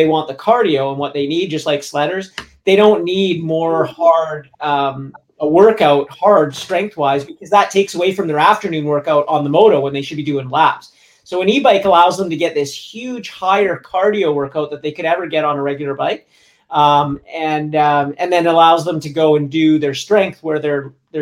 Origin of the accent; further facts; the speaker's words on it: Vancouver, British Columbia, Canada; also born or lived in Squamish / Whistler; where I grew up in Vancouver and Squamish